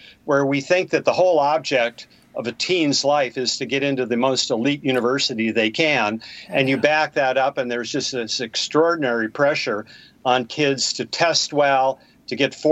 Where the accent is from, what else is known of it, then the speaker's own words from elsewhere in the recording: Bismarck, North Dakota, United States; I was born and raised in Bismarck, North Dakota.